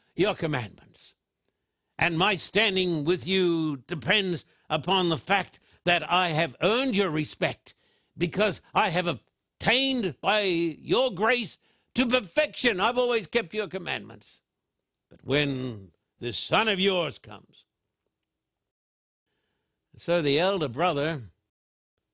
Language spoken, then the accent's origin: English; Brisbane, Queensland, Australia; when I was a boy growing up in Brisbane